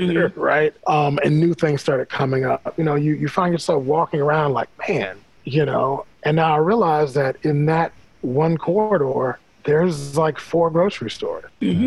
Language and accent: English; Washington, District of Columbia, United States; I live in Anacostia now. I've been here. I grew up in Northeast Langdon Park. My parents still live over there.